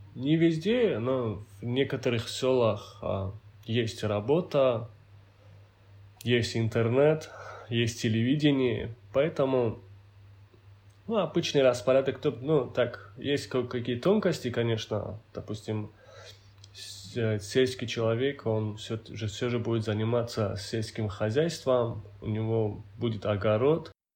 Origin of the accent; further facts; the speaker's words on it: Hindakh, Dagestan, Russia; Родился я в селении Хиндах а, Гунибского района Республики Дагестан.